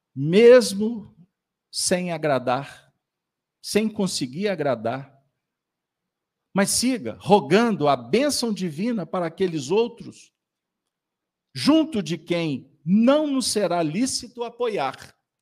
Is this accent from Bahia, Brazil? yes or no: no; Minas Gerais, Brazil; nós somos mineiros.